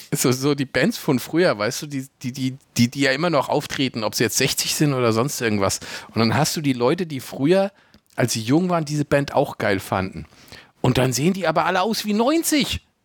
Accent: Germany; bei uns in Deutschland

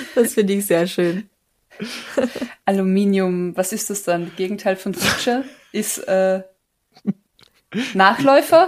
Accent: Carinthia, Austria; moved away; als Kärntnerin

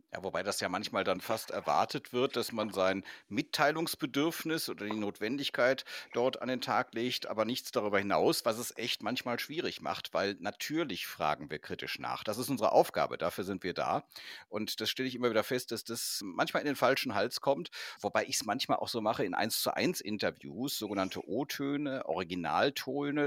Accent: North Rhine-Westphalia, Germany; wir kommen beide aus Nordrhein-Westfalen

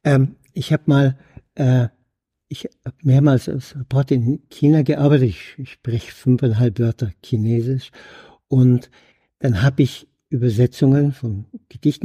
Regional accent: Germany; als Deutscher

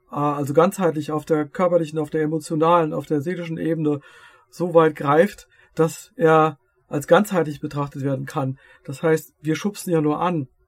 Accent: Lower Saxony, Germany; ich komme ja aus Dörfert, Niedersachsen. Äh, wir haben Niedersachsen, wir haben Hessen, wir haben Rheinland-Pfalz.

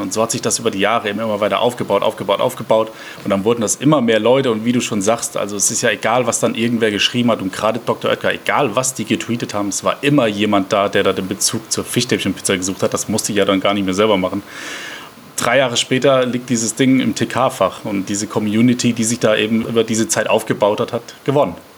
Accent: Mannheim, Baden-Württemberg, Germany; Ich komme gebürtig aus Mannheim

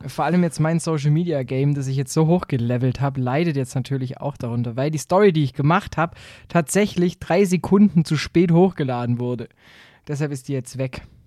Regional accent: Southern Germany, Germany; Bei uns in Süddeutschland

